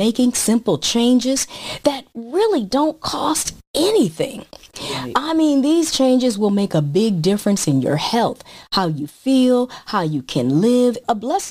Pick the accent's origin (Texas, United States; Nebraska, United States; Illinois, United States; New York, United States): Illinois, United States; Chicago; moved away as an adult; also born or lived in Kalamazoo, Michigan; now in Southern California, United States; I was born in Kalamazoo, Michigan, and grew up in the Chicago area